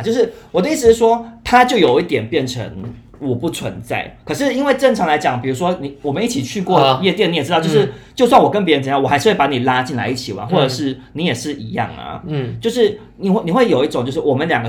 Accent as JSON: {"language": "Chinese", "country": "Taiwan", "said": "我是台湾人"}